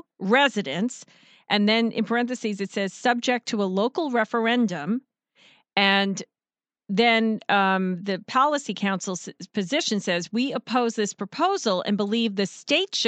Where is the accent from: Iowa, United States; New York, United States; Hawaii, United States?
New York, United States; moved away as an adult; now in South Carolina, United States; I'm a New Yorker